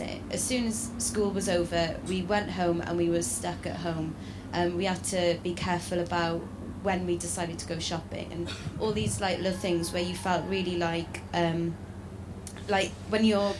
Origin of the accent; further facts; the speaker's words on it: South West Wales, United Kingdom; I'm from South West Wales